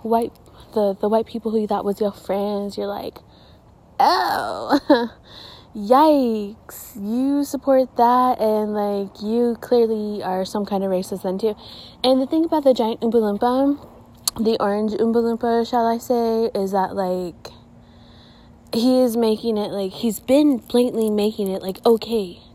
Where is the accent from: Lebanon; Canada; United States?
United States; Gilbert, Arizona; I'm from Gilbert